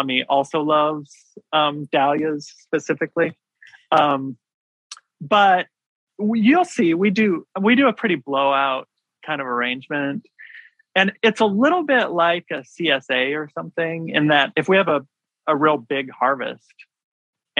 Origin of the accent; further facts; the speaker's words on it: Washington, United States; now in Maryland, United States; I grew up in Washington State